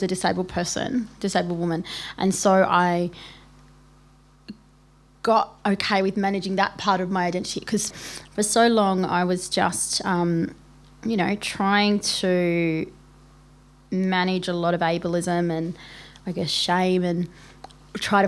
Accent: Melbourne, Victoria, Australia; I'm from Melbourne

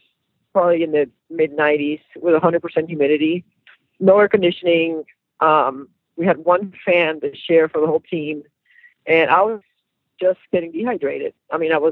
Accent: Puerto Rico; moved away as an adult; now in Tampa, United States; I've been living here longer than I lived there, but I'm still from Puerto Rico. I still feel, you know, my cultural identity is Puerto Rican

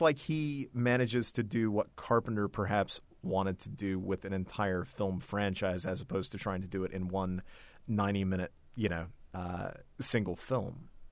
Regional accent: Ohio, United States; I'm from Ohio

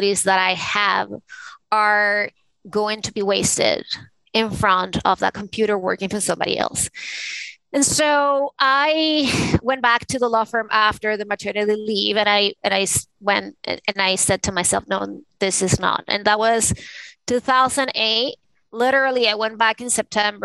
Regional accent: Caracas, Capital District, Venezuela; now in New York City, United States; I was born in Caracas, the capital of Venezuela, and I grew up in a family of conservative, you know, Catholic people.

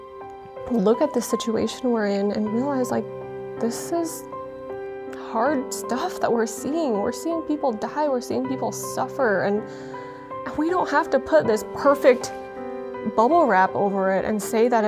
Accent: Utah, United States; first language Vietnamese; English is a second language; growing up in Utah, I was very much exposed to the LDS culture

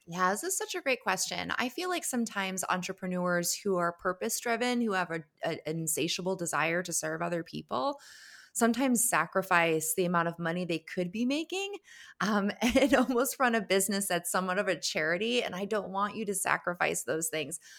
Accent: Connecticut, United States; grow an amazing business in Connecticut, my home state.

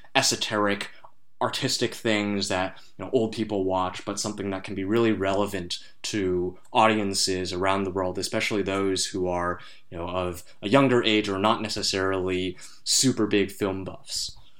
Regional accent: Bay Area, California, United States; Richard and I grew up in the Bay Area

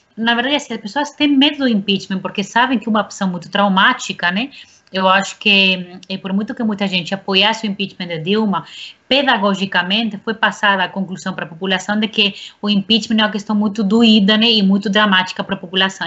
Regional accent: Spain; now in Brazil; eu sou espanhola, sempre tenho um pé na Espanha

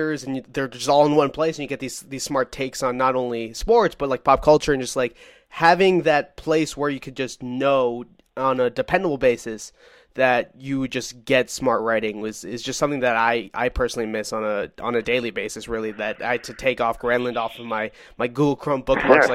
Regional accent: Brookline, Massachusetts, United States; I'm from Brookline, Massachusetts

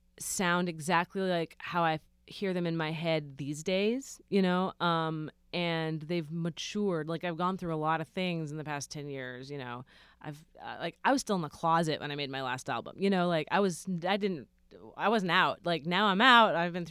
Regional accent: Philippines; They think I'm Mexican, but I'm Filipino.

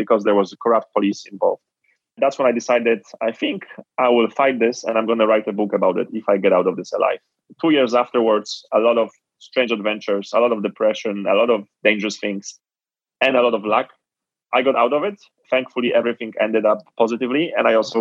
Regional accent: Poland; moved away; also born or lived in Nigeria; So born and raised in Poland, I was born in the late 80s

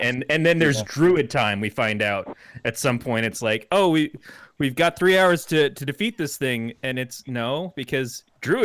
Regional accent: Michigan, United States; It's so weird being from Michigan

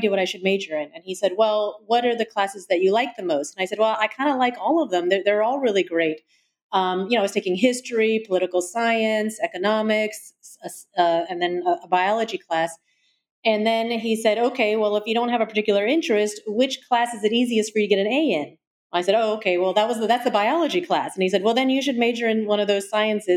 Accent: Atlanta, Georgia, United States; moved away; I had a wonderful experience growing up there.

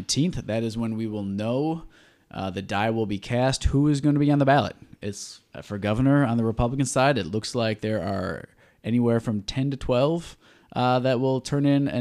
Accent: Southeast Michigan, United States; I grew up in Southeast Michigan.

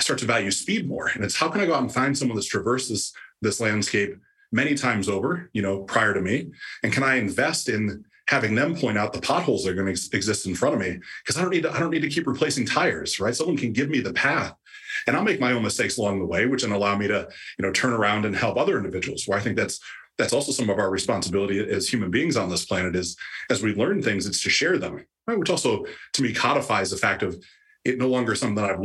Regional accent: Ohio, United States; the town I grew up in Ohio

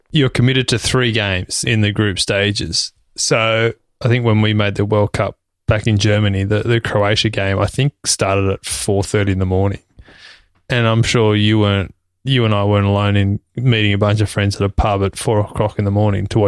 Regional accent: Australia; being an Australian citizen

